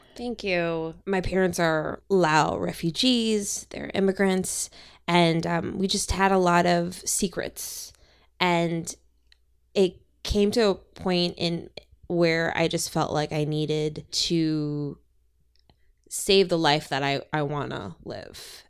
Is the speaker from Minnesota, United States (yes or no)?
yes; Minnesota, United States; now in Los Angeles, United States; From my home in Los Angeles, to where I grew up in Minnesota